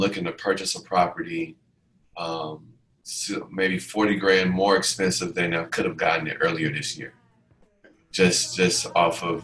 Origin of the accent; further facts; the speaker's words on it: Atlanta, Georgia, United States; also born or lived in Decatur; I'm Atlanta native. It's funny because I actually grew up in East Atlanta